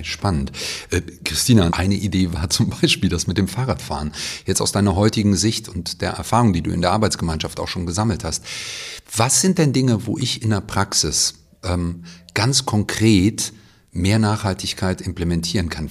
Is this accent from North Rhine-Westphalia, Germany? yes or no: yes; Cologne, North Rhine-Westphalia, Germany; ich komme auch aus Köln